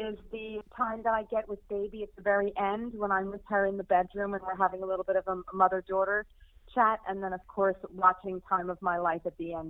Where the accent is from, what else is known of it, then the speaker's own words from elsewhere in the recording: near where Kellerman's is set, New York, United States; accent: American twang; moved away as an adult; now in United Kingdom; I was born and raised in not far, actually, from where Kellerman's is set. But I've lived in the UK now for 24 years. I just never lost my twang. And I became a UK citizen 3 years ago. Still, I'm still an American at heart